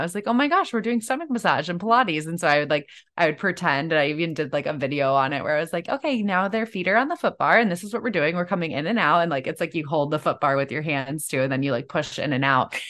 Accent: Chicago, Illinois, United States; I'm from Chicago originally

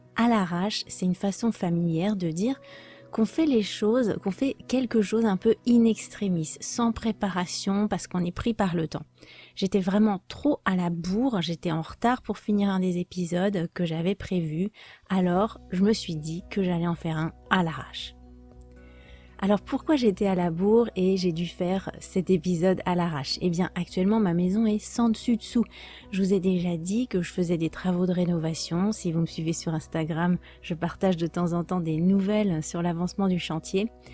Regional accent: France; je suis française

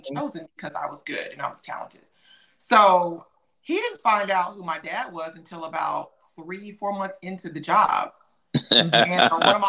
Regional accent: Atlanta, Georgia, United States; also born or lived in Memphis, Tennessee; I was born in Memphis, Tennessee, but I was raised in Atlanta, Georgia

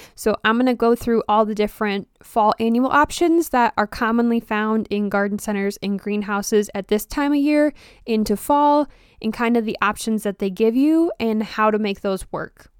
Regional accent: Wisconsin, United States; I'm from Wisconsin

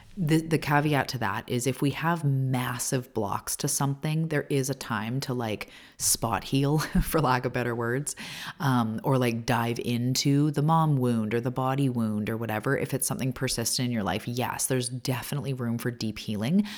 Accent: Canada; also born or lived in Vancouver Island, British Columbia; I'm a Canadian. I live on the west coast of Canada on Vancouver Island

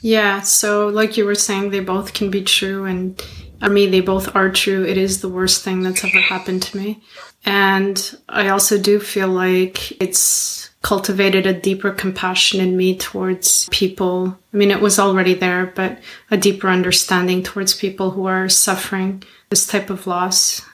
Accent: Montreal, Quebec, Canada; I'm from Montreal

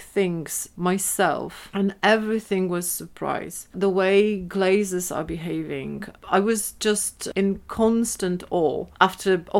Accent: Szczecin, West Pomeranian Voivodeship, Poland; English is a second language; moved away as an adult; now in Edinburgh, United Kingdom; in Szczecin, in my hometown.

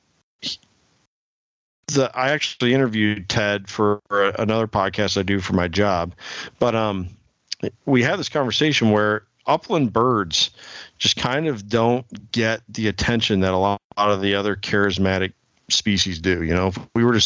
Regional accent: Illinois, United States; now in Iowa, United States; I grew up in Illinois as well. I live in Iowa now, but I was over on the Quad City side of the state

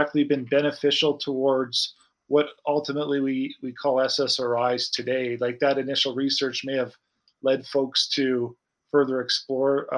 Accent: Saskatoon, Saskatchewan, Canada; my hometown of Saskatoon, Saskatchewan.

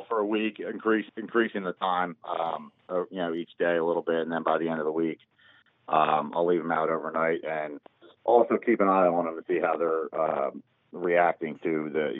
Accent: Glenside, Pennsylvania, United States; now in Dallas, United States; originally I am from Glenside, Pennsylvania, right outside of Philadelphia, but I am currently residing in Dallas, Texas.

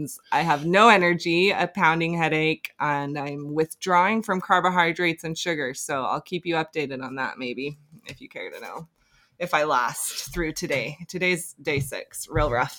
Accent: Bountiful, Utah, United States; So yeah, I grew up in Bountiful, pretty normal childhood

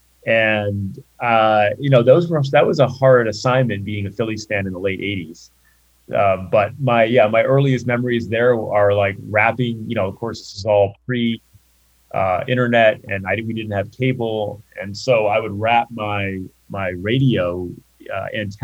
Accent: Rhode Island, United States; I grew up in Rhode Island

